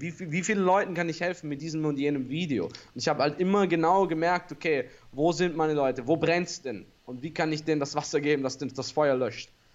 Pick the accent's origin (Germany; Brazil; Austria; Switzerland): Austria; für mich als Österreicher